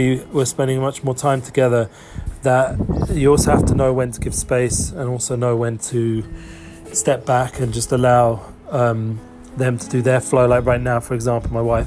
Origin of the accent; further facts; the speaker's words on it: England, United Kingdom; also born or lived in Harrow; now in Israel; my background growing up in England